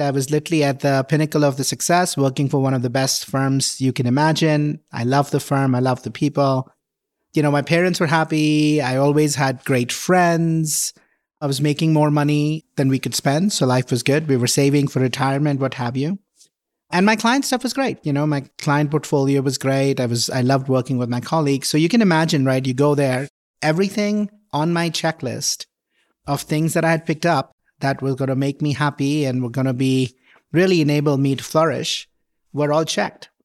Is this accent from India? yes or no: yes; India; moved away as an adult; also born or lived in Mumbai, India; now in Boulder, United States; I grew up in India, grew up in a middle class family